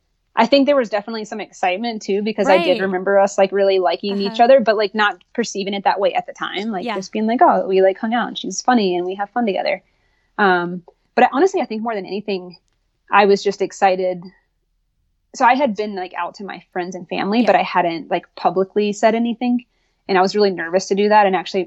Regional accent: the South, United States; obviously I grew up in the South, I went to college in North Carolina

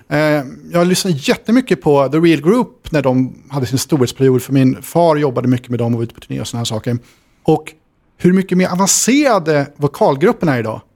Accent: Sundsvall, Västernorrland County, Sweden; Jag växte upp i Sundsvall

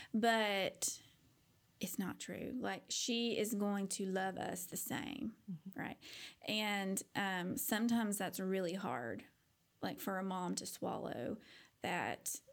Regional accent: Paducah, Kentucky, United States; now in Fort Worth, United States; a white girl growing up in paducah kentucky

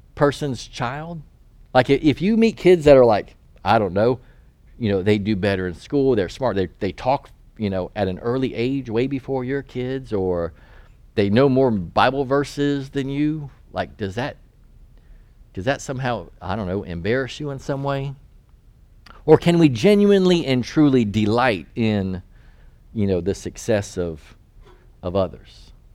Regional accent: North Carolina, United States; moved away as an adult; I'm from North Carolina

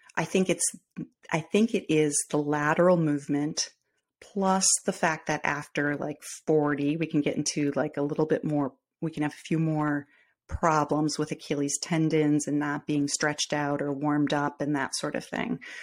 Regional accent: Midwest, United States; accent: Midwestern; I am in the Midwest

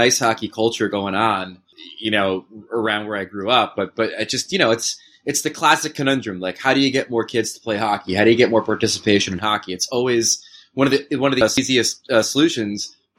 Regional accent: Matawan, New Jersey, United States; growing up in Matawan in central Jersey

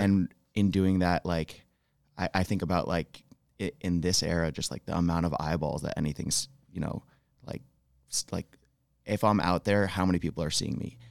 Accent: Rutland, Vermont, United States; moved away as an adult; now in Jackson Hole, United States; I'm originally from Rutland, Vermont

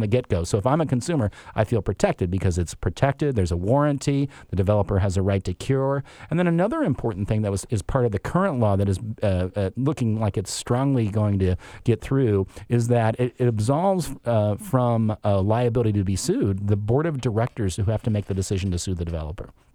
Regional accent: Chicago, Illinois, United States; moved away as an adult; also born or lived in Madison, Wisconsin / Midwest; now in Seattle, United States; we were Chicago, uh, o-, originally

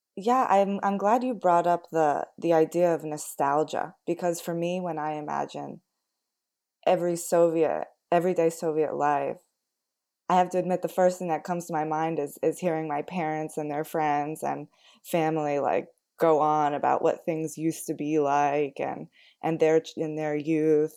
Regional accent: United States; growing up in the United States

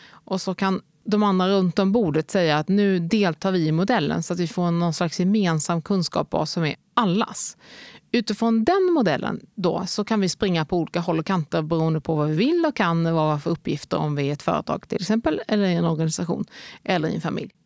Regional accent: Helsingborg, Skåne, Sweden; moved away as an adult; also born or lived in Lidköping / Lund / Cardiff / Stockholm; Så borde mitt enkla svar bara kunna bli Helsingborg. För där har jag bott från jag var 3 till jag var 18.

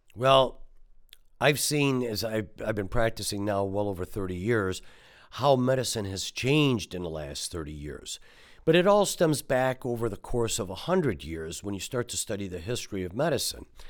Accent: Detroit, Michigan, United States; growing up in Detroit

